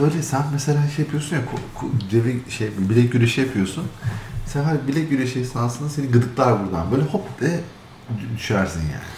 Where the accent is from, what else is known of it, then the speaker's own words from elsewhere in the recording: Istanbul, Turkey; moved away; biz Türkçeyi abi açık açık söyleyeyim İstanbul'da çok farklı konuşuyoruz